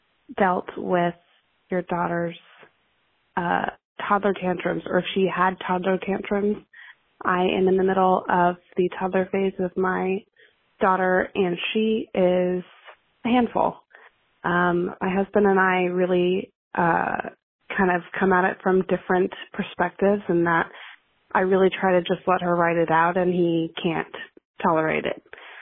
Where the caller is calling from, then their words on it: Florida, United States; I am calling from Florida.